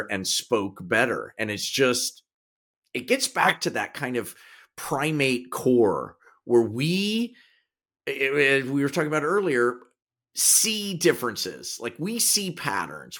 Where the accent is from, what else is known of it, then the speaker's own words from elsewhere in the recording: Kansas, United States; accent: Kansas; my Kansas accent